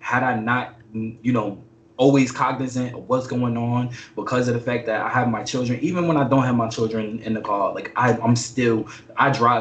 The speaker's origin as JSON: {"language": "English", "region": "New York", "country": "United States", "moved": "yes"}